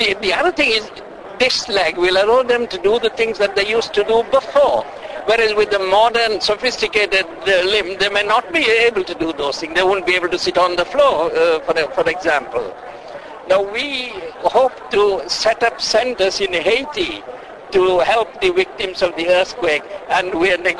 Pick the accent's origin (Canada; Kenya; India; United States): India; Bangalore, Karnataka; moved away as an adult; now in Wales, United Kingdom; I lived in Wales for 50 years now, but I was born and brought up in India.